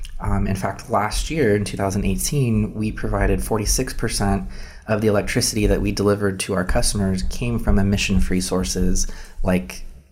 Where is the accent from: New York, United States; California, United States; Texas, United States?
California, United States; Inland Empire; So I actually grew up here in the Inland Empire.